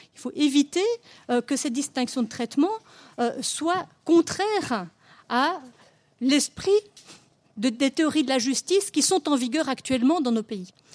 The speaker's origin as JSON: {"language": "French", "country": "Belgium", "said": "chez nous en Belgique"}